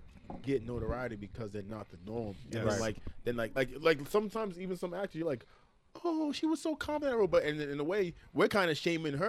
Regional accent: Providence, Rhode Island, United States

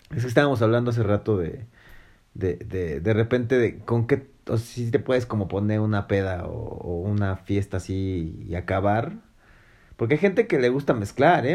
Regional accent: Mexico; tú como hombre mexicano

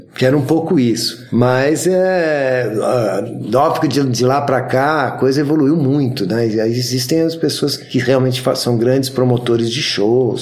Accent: São Paulo, Brazil; Sou paulistano da Gema

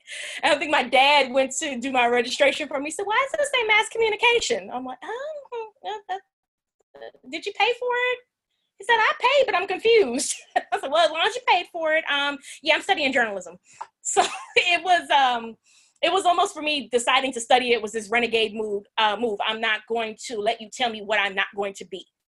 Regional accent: New Jersey, United States; moved away as an adult; now in Louisiana, United States; So I'm from New Jersey. I never let anybody forget that. My accent is gone. I've been in Louisiana for 19 years.

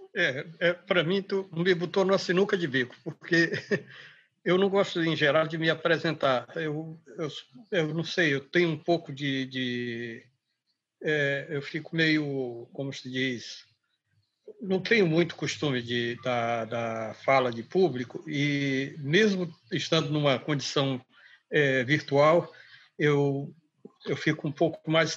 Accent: Manaus, Amazonas, Brazil; also born or lived in Seringal Bom Destino; now in Acre, Brazil; já tínhamos saído de do Seringal Bom Destino onde eu nasci e estávamos em Manaus

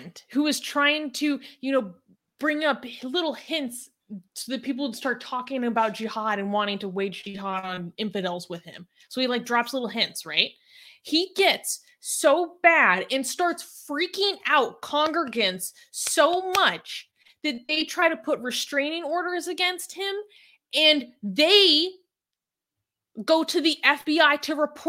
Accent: United States; as an American

